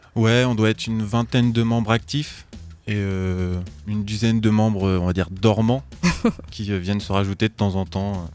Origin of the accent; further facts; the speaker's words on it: Troyes, Grand Est, France; je suis né à Troyes